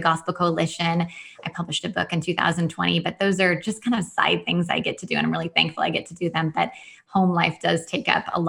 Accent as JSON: {"language": "English", "region": "Washington", "country": "United States", "said": "I'm from Washington State and the non-Seattle part of Washington State. So people think it's all rainy here, but I actually live on the drier side of the state."}